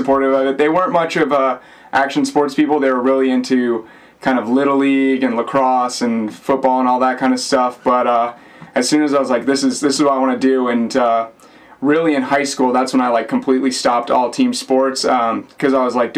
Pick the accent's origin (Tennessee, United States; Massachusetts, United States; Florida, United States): Florida, United States; Naples; moved away as an adult; also born or lived in Blue Bell, Pennsylvania / Tallahassee, Florida; now in St. Petersburg, United States; when I was young, we moved down to Naples, Florida